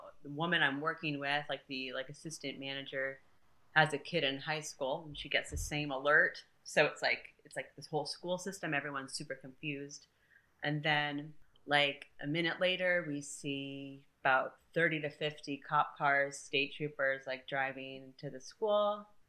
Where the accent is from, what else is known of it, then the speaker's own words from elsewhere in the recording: Connecticut, United States; moved away as an adult; also born or lived in Brazil / Newtown, Connecticut; now in Tennessee, United States; So, you know, I'm originally from Brazil. Mm-hmm. I moved from Brazil to Connecticut. Mm-hmm. I was raised in Connecticut. My dad's from Tennessee. That's why I'm here.